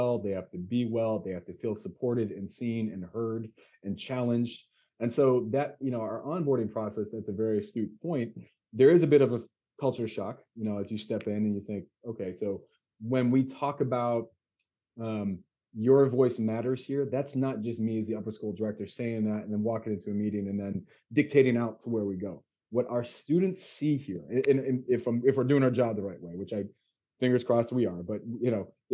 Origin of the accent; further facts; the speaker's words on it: United States; moved away as an adult; also born or lived in Beijing, China; school in Beijing as an American during COVID